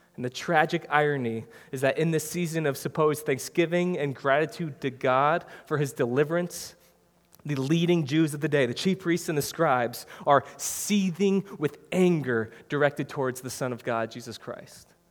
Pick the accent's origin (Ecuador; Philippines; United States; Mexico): United States; Wisconsin; moved away as an adult; now in New Jersey, United States; we're all from Wisconsin